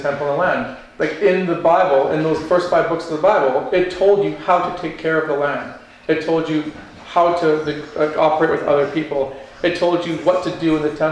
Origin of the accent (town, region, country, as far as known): Canada